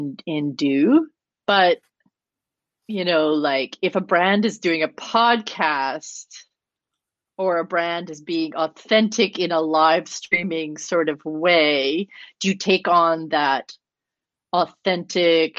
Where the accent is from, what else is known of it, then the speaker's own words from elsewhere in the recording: Canada; I'm Canadian